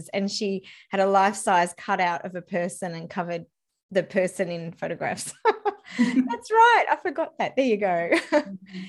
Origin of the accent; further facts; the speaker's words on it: Sydney, New South Wales, Australia; here in my hometown